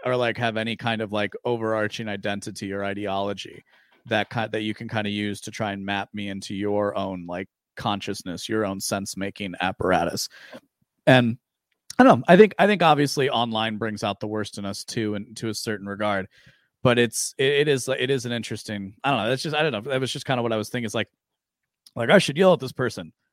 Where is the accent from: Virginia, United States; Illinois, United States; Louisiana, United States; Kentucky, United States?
Illinois, United States; Aurora; I grew up in the western suburbs of Chicago